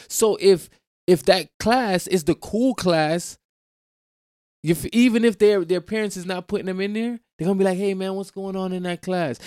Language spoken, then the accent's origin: English; Jamaica; I'm Jamaican. I grew up in a Caribbean, you know what I'm saying, environment